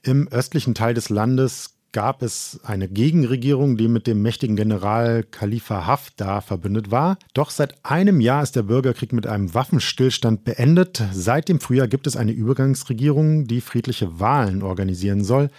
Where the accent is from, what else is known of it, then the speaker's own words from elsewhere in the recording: Düsseldorf, North Rhine-Westphalia, Germany; ich als gebürtiger Düsseldorfer